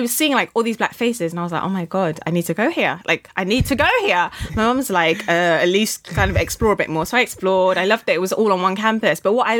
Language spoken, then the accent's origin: English; Oxford, South East England, United Kingdom; also born or lived in Ibadan, Nigeria; We moved to the UK when I was about 5 years old from Nigeria, and we moved straight to Oxford because my mum had a postgraduate course that she was doing at Oxford Brookes.